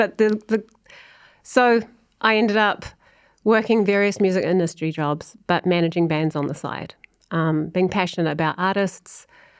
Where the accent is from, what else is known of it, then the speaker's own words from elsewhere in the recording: New Zealand; moved away as an adult; also born or lived in United Kingdom; now in Nashville, United States; I think that's also part of being a New Zealander as well. I think just pushing, like when you know that you have to prove yourself. And I'm now living in Nashville. I lived in the UK for 15 years.